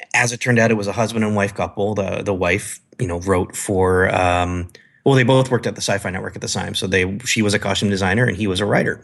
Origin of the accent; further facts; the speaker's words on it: Canada; moved away as an adult; also born or lived in San Diego / Las Vegas / Chicago; now in California, United States; I'm from Canada. Yeah, I know, snow, I grew up with it